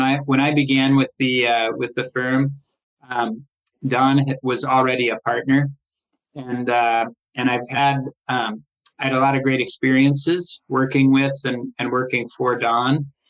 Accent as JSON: {"language": "English", "town": "Portland", "region": "Oregon", "country": "United States", "tie": "born or raised there", "also_born_or_lived": "Los Angeles / Solvang, California", "moved": "as an adult", "said": "I was raised in Portland"}